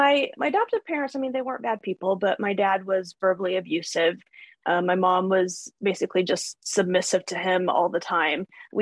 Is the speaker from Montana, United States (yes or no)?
no; North Carolina, United States; born there; No, they're where I was born. I was born in North Carolina. So most of them are there.